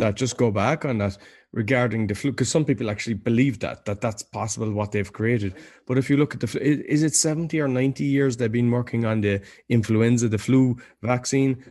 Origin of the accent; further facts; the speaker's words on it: Ireland; now in Poland; being Irish